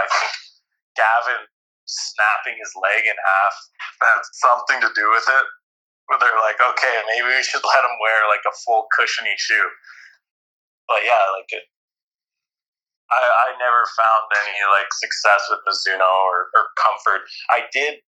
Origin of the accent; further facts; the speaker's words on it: Canada; being a Canadian athlete who wasn't an Olympian